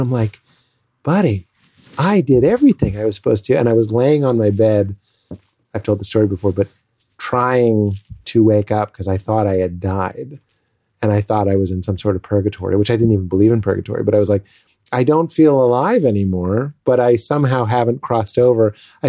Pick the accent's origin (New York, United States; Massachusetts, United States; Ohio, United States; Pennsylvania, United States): Massachusetts, United States; Lexington; Well, I'm from Lexington, Massachusetts.